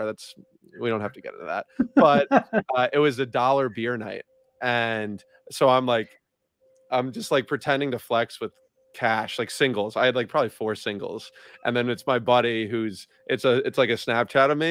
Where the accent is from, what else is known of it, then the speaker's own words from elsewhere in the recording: Long Island, New York, United States; I'm from New York, born and raised, big basketball player